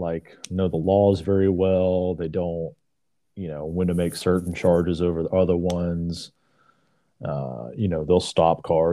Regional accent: South Carolina, United States; we're from South Carolina

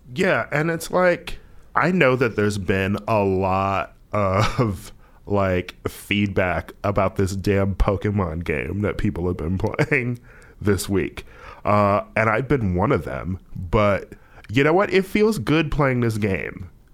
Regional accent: United States; as an American, specifically as an American of color

